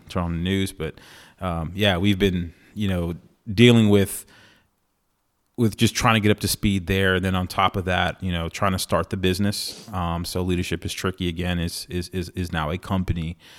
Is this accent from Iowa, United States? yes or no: no; San Antonio, Texas, United States; moved away; San Antonio is my hometown